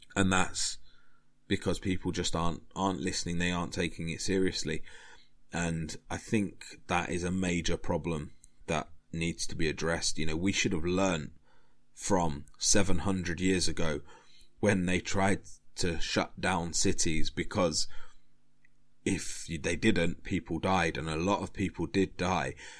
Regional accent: United Kingdom; I'm British and we learnt British history

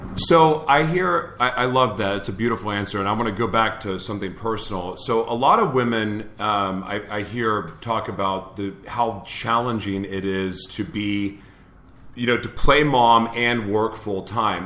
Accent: Oklahoma, United States; I'm from Oklahoma, so I kind of know that area.

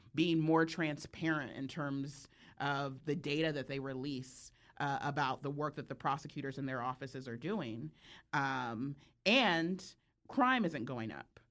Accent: California, United States; I'm from California

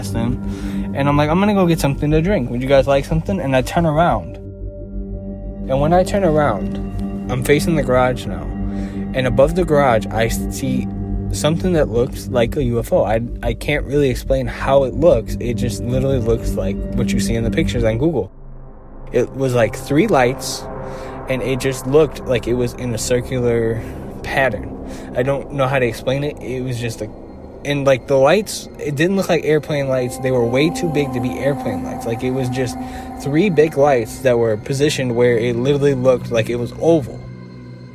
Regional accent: Chicago, Illinois, United States; I'm from Chicago

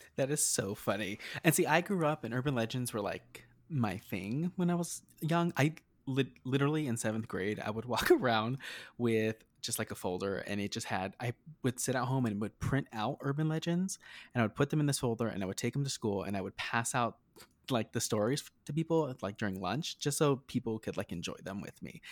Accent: New Mexico, United States; moved away as an adult; now in Las Vegas, United States; I'm from New Mexico. So I grew up in New Mexico, uh, rural New Mexico

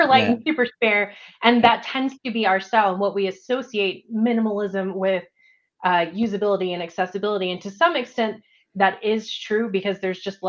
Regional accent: Texas, United States; now in Denver, United States; I grew up in Texas, and I had a nice brick home and totally different style

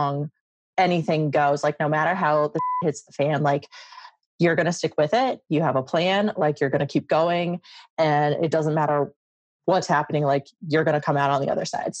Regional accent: Midwest, United States; moved away as an adult; also born or lived in Las Vegas; I was from the Midwest

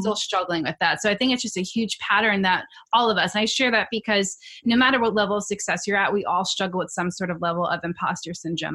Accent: New York City, New York, United States; I'm from New York, na- native New Yorker

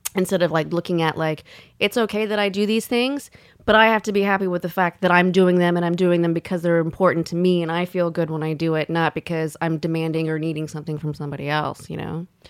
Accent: the South, United States; I grew up in the South

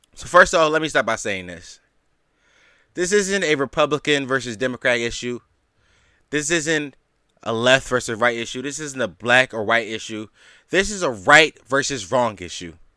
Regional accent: Philadelphia, Pennsylvania, United States; in the city of Philadelphia, my hometown

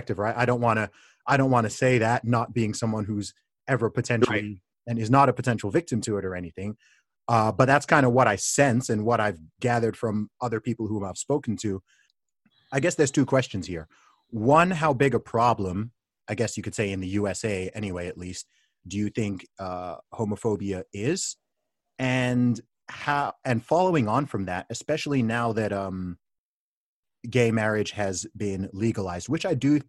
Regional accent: Saudi Arabia; moved away as an adult; also born or lived in Nigeria; I grew up in Saudi Arabia. Right, I lived in Saudi Arabia for 19 years, and my family background is originally from Nigeria

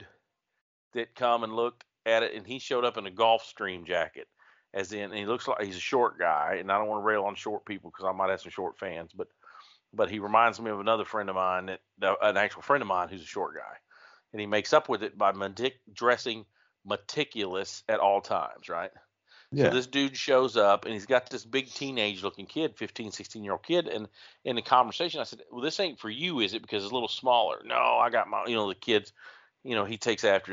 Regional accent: the Ozarks, United States; I'm from the Ozarks

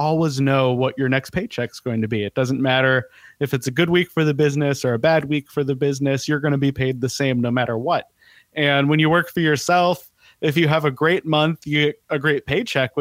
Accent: Denver, Colorado, United States; moved away as an adult; also born or lived in Portland; now in Southern California, United States; I grew up in Denver. I was in that area for about 25 years

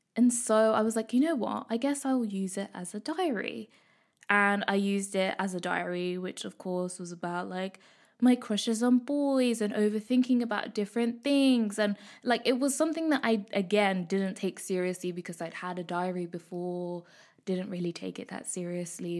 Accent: Midlands, United Kingdom; I am a Kenyan East African girl born in Britain, brought up in the Midlands

